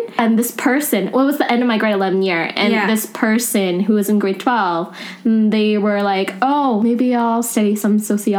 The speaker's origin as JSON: {"language": "English", "town": "Langley", "region": "British Columbia", "country": "Canada", "tie": "born or raised there", "also_born_or_lived": "East Vancouver", "moved": "yes", "lives_now": "Vancouver, Canada", "said": "I grew up in Langley"}